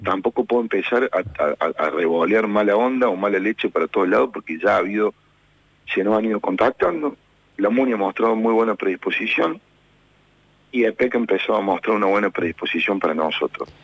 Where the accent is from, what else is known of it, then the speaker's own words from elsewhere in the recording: Argentina; nosotros somos Argentina. Somos este hermoso país que nosotros amamos. Nosotros somos esta hermosa ciudad que defendemos